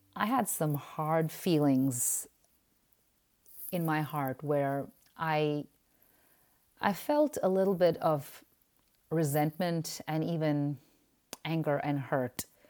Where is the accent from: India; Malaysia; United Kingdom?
India; moved away as an adult; now in United States; being Indian and having been part of the Indian i-, immigrant church for almost fourteen to fifteen years